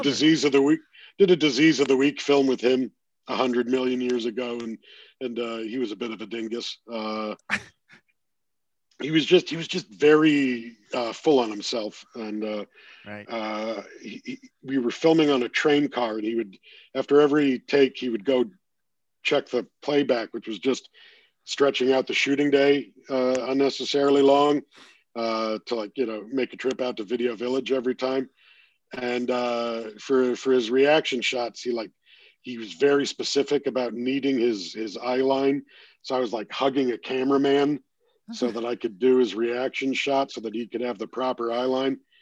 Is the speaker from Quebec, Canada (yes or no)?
no; Toronto, Ontario, Canada; being in my hometown